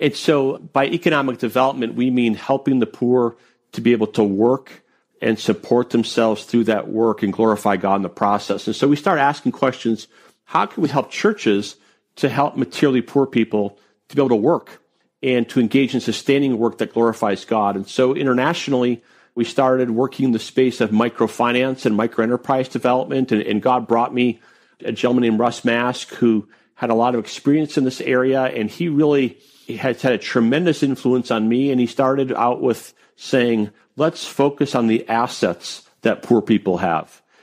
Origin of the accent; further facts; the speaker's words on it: Wisconsin, United States; moved away as an adult; also born or lived in Maryland; I grew up in Wisconsin